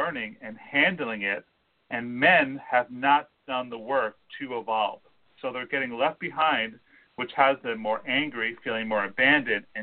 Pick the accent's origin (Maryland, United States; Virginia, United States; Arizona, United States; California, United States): California, United States; We're all from California, which is its own little microcosm.